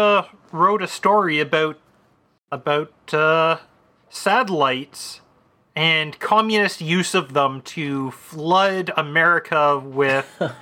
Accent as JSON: {"language": "English", "country": "Canada", "said": "I blame it on being Canadian."}